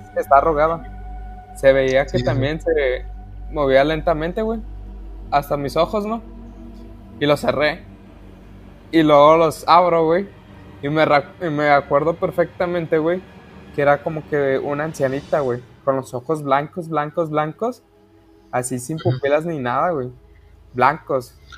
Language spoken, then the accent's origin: Spanish; Mexico; soy mexicano